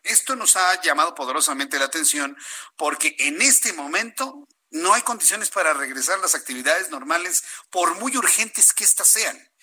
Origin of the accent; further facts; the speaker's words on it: Mexico; Somos mexicanos